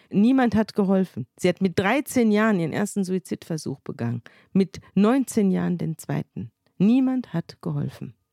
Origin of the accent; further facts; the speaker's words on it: Munich, Bavaria, Germany; Ich komme ja aus München und merkwürdigerweise hat meine Mutter mir dieses Buch vorgelesen.